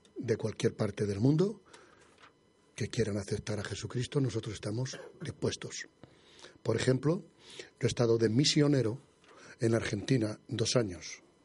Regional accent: Madrid, Community of Madrid, Spain; moved away; yo, soy madrileño

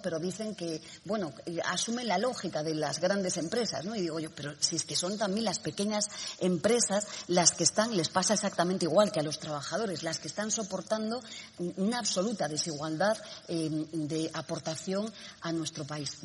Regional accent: Spain; en nuestro país

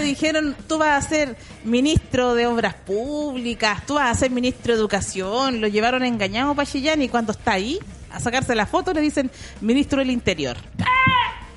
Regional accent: Conchalí, Santiago Metropolitan Region, Chile; yo nací en Cuenchaquí.

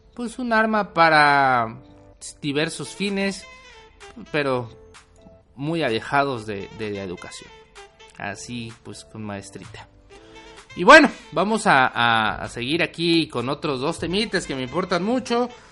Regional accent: Mexico; nuestro país

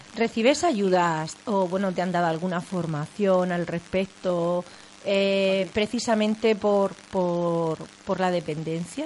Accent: Vega Media, Region of Murcia, Spain; yo soy de la Vega Media, de, de la zona de, de, Murcia por Iguela

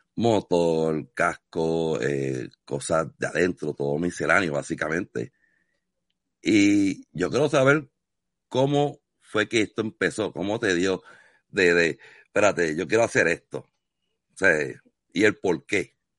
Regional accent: Puerto Rico; moved away; yo vengo de Puerto Rico, fui criado en la costa

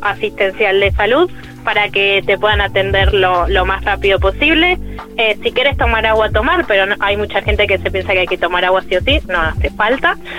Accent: Zona Norte, Buenos Aires Province, Argentina; now in Paraná Delta, Argentina; soy de zona norte, no del Delta, pero la casa en la que vivo es la casa familiar de toda la vida

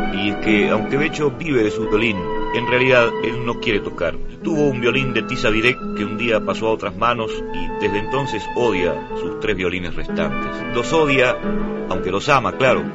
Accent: Uruguay; moved away; en la cárcel de libertad allá en mi tierra

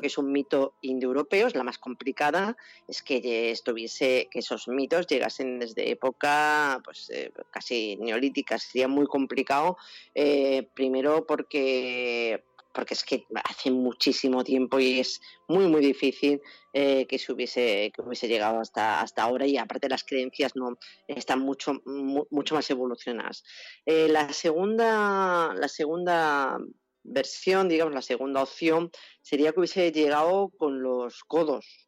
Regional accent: Extremadura, Spain; cómo somos los extremeños

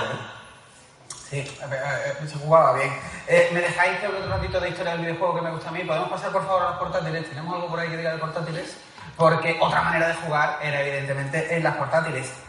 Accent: Seville, Andalusia, Spain; que somos sevillanos

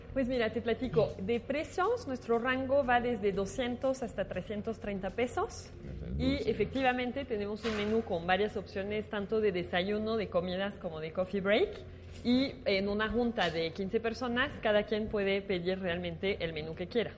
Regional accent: France; moved away as an adult; now in Mexico; francesa, estoy en Francia, pero llegué a México por amor a Latinoamérica y ya nunca me regresé

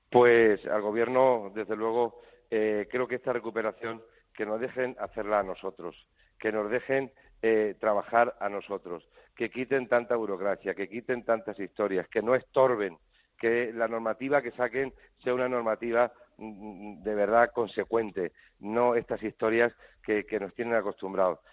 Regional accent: Spain; como ciudadano español

